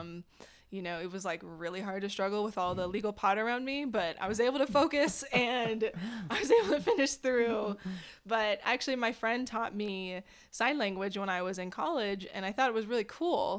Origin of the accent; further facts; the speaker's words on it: Orange County, California, United States; moved away as an adult; also born or lived in Boulder, Colorado; now in Phoenix, United States; I actually grew up in Orange County, California